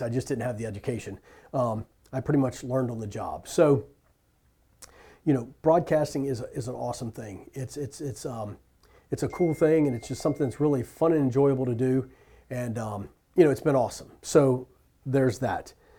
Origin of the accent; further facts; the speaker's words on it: Richmond, Virginia, United States; I was born and raised in Richmond, Virginia